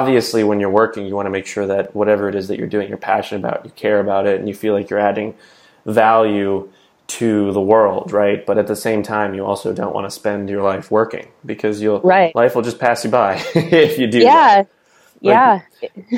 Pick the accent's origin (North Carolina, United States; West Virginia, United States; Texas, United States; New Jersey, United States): New Jersey, United States; moved away; I'm originally from New Jersey